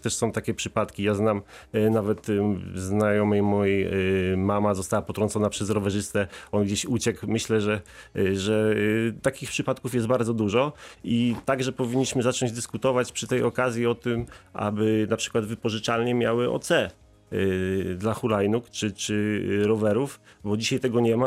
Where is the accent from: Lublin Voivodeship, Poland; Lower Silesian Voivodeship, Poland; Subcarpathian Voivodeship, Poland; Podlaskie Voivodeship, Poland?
Lower Silesian Voivodeship, Poland; Wrocław; u nas we Wrocławiu